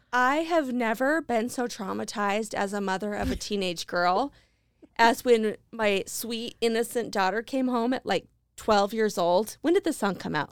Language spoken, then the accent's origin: English; Idaho Falls, Idaho, United States; moved away; I'm living back in my hometown of Idaho Falls